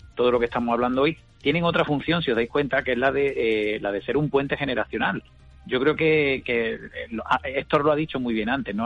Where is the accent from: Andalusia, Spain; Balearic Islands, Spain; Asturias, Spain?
Andalusia, Spain; Córdoba; yo soy de Córdoba